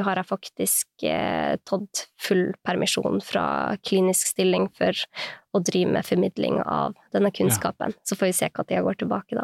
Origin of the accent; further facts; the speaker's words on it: Sortland, Nordland, Norway; also born or lived in United States; now in Oslo, Norway; Jeg er fra Nord-Norge. Jeg er fra Sortland i Vesterålen